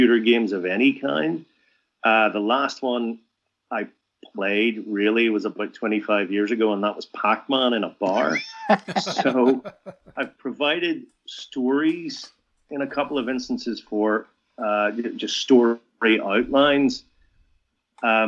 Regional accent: Northern Ireland, United Kingdom; grow up in Northern Ireland at that time

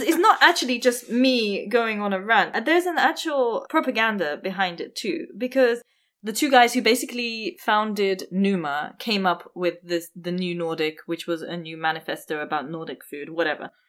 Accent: India; I'm Indian

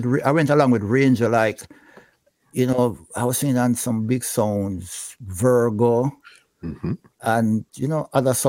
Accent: Franklin Town, Kingston, Jamaica; I'm from Franklintown, which is basically part of Dunkirk, mm-hmm. right?

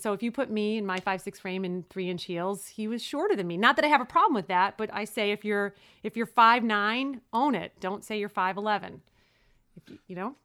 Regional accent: New York City, New York, United States; I was born and raised in Brooklyn

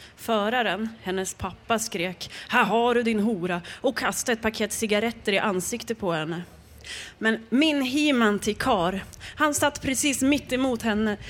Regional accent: Jämtland, Sweden; Jag är från Jämtland

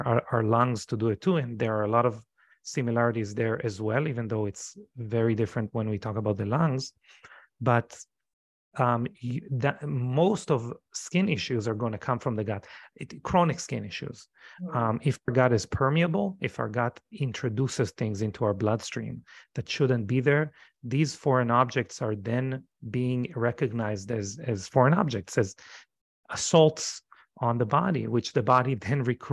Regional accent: Israel; moved away as an adult; now in United States; I come from Israel. Israel is a very traumatizing society

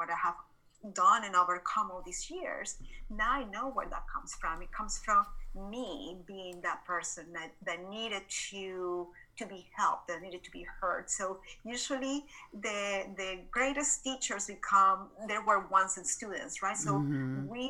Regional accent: Caracas, Capital District, Venezuela; moved away as an adult; now in Dallas, United States; I was born and raised in Caracas, Venezuela. So this is not my Texan accent

